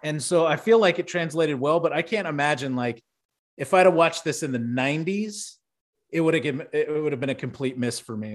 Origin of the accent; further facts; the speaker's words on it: Houston, Texas, United States; growing up in Houston